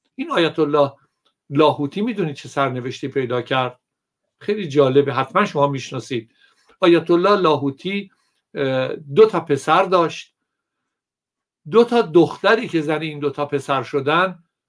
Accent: Iran; من ایرانیم

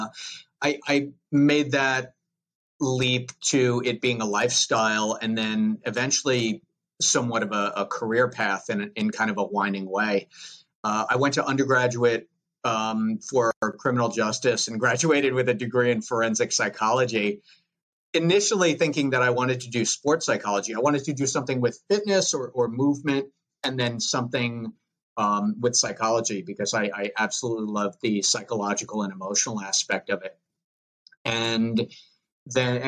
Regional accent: Long Island, New York, United States; accent: Long Island; I started out like many kids growing up on Long Island.

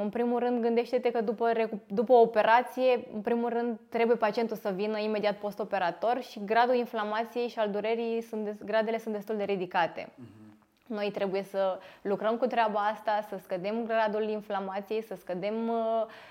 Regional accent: Târgu Jiu, Gorj, Romania; Târgu Jiu, orașul meu natal

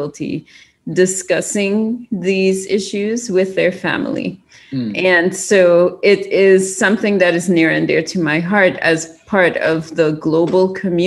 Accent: Trinidad & Tobago; moved away as an adult; also born or lived in California / Maryland; now in United States; I am from Trinidad and Tobago in the Caribbean

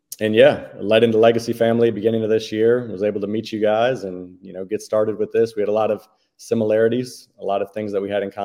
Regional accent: Connecticut, United States; I grew up in Connecticut. I lived my whole entire life there, moved 14 different times by the age of 14

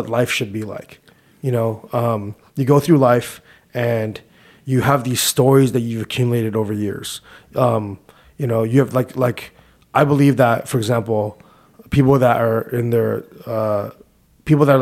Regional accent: Whittier, California, United States; I was born in Whittier, California

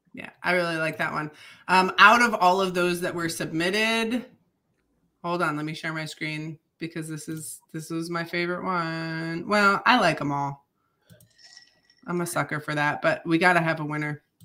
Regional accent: Michigan, United States; accent: Upper Midwest; moved away; I I am originally from Michigan, and my ancestors um, immigrated in from Croatia into Michigan

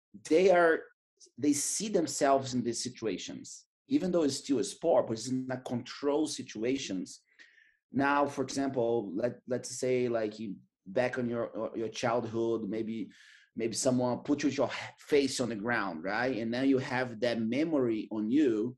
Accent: Manaus, Amazonas, Brazil; English is a second language; moved away as an adult; also born or lived in San Diego; now in Austin, United States; I was born in Manaus.

